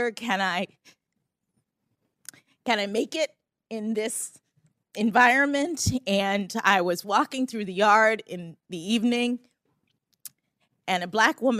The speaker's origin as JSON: {"language": "English", "town": "Miami", "region": "Florida", "country": "United States", "also_born_or_lived": "Boston, Massachusetts", "moved": "as an adult", "said": "I'm from Miami, Florida."}